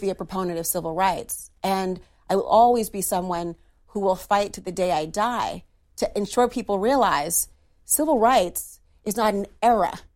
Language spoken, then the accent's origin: English; Minnesota, United States; my home state of Minnesota